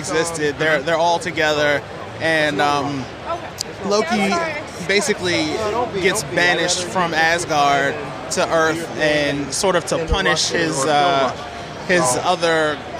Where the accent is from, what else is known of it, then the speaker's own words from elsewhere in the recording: Washington, D.C. area, District of Columbia, United States; I'm from the Washington, D.C. area.